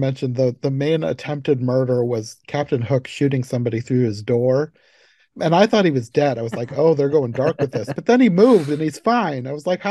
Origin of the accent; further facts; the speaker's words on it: Iowa, United States; I'm from Iowa and I've hardly ever been out of Iowa